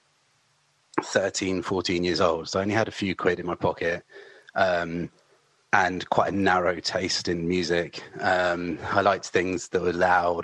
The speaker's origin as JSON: {"language": "English", "area": "near Southampton, Hampshire", "region": "South East England", "country": "United Kingdom", "tie": "born or raised there", "said": "as a kid growing up near Southampton"}